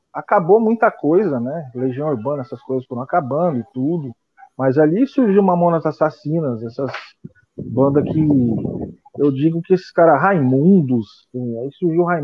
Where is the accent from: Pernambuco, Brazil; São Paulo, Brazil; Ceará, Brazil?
São Paulo, Brazil; Penápolis; also born or lived in São José do Rio Preto; eu sou da cidade de Penápolis, né? Eu nasci em São José do Rio Preto, que é interior de São Paulo, e com três anos eu fui para Penápolis.